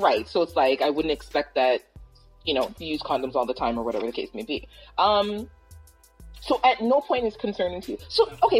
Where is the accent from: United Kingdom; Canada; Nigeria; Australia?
Canada; Toronto, Ontario; I'm from Toronto